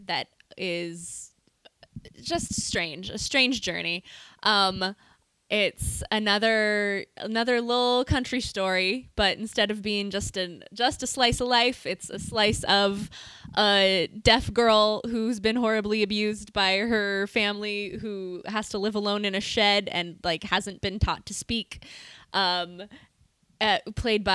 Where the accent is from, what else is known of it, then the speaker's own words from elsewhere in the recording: Montana, United States; we're both from Montana